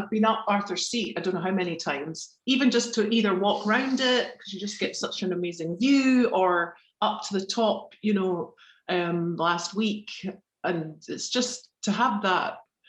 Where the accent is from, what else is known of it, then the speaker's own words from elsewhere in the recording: Edinburgh, Scotland, United Kingdom; Definitely. I mean, it always feels like home. I've lived quite a few different places.